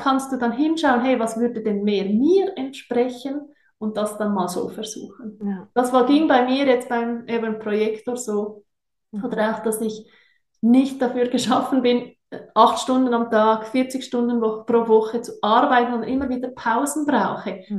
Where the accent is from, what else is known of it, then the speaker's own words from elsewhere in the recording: Switzerland; accent: Swiss; ich bin auch Schweizerin, wie ihr sicher hört, äh, bin sehr wohlbehütet aufgewachsen in den Bergen